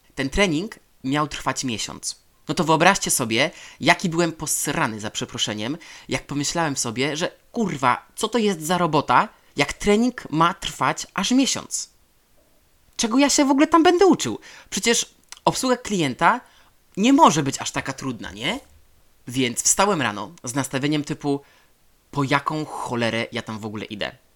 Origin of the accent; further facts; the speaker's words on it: Poland; moved away as an adult; Ja e, na to, że z Polszy.